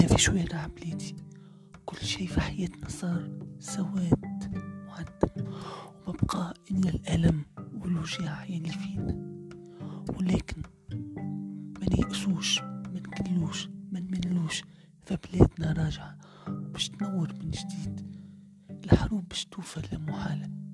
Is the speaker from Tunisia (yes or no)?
yes; Tunisia; بلادي تونس